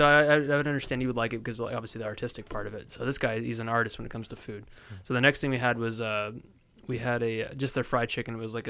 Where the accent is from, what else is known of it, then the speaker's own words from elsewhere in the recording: Orange County, California, United States; my parents are like, "Oh, Orange County."